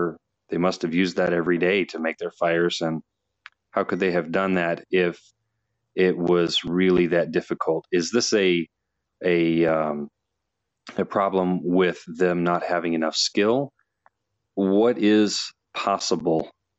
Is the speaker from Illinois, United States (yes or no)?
yes; Illinois, United States; I'm from Illinois in the United States.